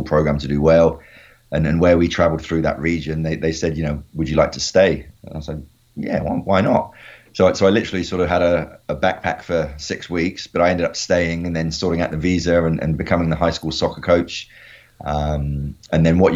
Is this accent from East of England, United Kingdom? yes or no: no; Honiton, South West England, United Kingdom; moved away as an adult; now in China; a lot of little local Honiton town schoolboys, which I was growing up in Devon, England